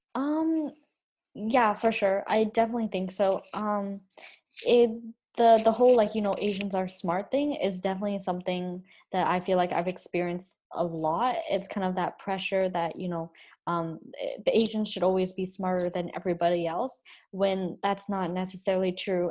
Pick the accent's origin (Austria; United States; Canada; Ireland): Canada; accent: Canadian, Chinese; I grew up here and I was born here